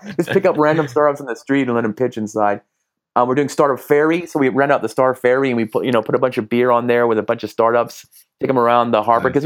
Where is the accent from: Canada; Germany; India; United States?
Canada; Vancouver, British Columbia; now in Hong Kong; I'm originally from Vancouver, Vancouver